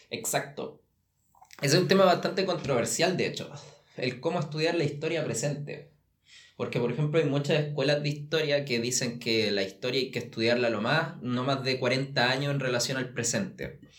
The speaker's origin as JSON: {"language": "Spanish", "country": "Chile", "moved": "yes", "said": "Cuando yo me fui de Chile, se decía capítulo. ¿Qué pasó con eso?"}